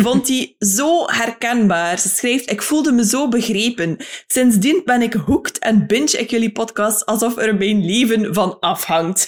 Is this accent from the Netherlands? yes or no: no; Ostend and Bruges, West Flanders, Belgium; accent: North-West Flemish (West Flemish); in mijn tongval net iets meer um, Noordwest-Vlaamse eh, accenten ah horen, afkomstig uit Oostende en Brugge